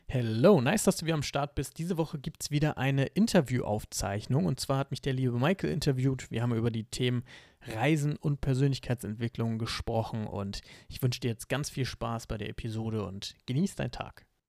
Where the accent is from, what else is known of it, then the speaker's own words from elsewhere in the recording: Hamburg, Germany; moved away as an adult; now in Bali, Indonesia; Ich bin ursprünglich Hamburger, komme aus dem kalten Norden Deutschlands